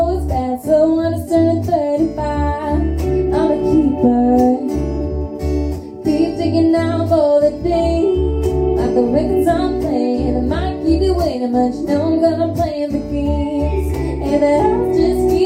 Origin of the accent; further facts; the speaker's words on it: McHenry, Illinois, United States; We are from McHenry, Illinois